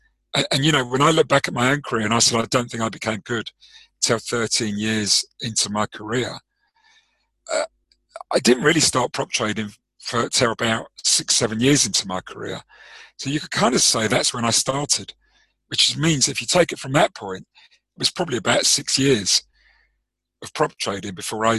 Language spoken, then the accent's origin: English; South Africa; I suppose you're a cricket guy like me. Yes. Being South African, yep.